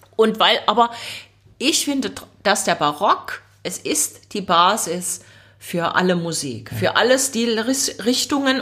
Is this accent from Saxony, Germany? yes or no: yes; Leipzig, Saxony, Germany; ich bin dort auch aufgewachsen im Leipziger Osten